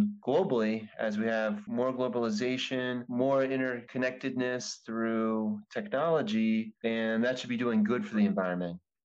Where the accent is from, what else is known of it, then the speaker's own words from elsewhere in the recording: New Jersey, Pennsylvania, New York tri-state area, United States; I am originally from the New Jersey, Pennsylvania, New York, tri-state area